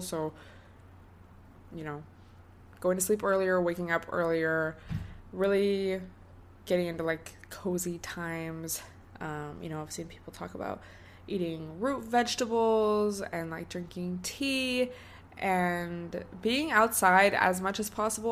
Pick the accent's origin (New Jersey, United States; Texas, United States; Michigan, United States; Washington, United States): Washington, United States; now in Southern California, United States; I grew up in Washington State